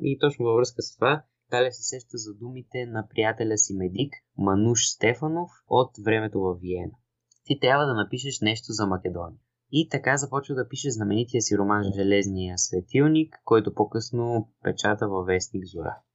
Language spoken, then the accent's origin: Bulgarian; Bulgaria; ние сме си българи